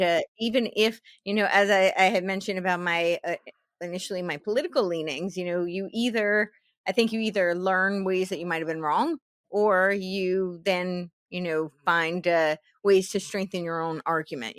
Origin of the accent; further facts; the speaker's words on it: New Jersey, United States; I grew up in New Jersey